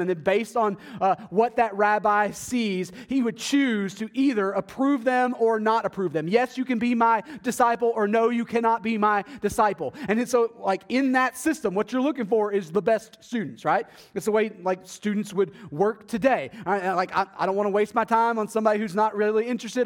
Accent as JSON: {"language": "English", "town": "Athens", "region": "Texas", "country": "United States", "tie": "born or raised there", "moved": "yes", "said": "my hometown in Athens, Texas"}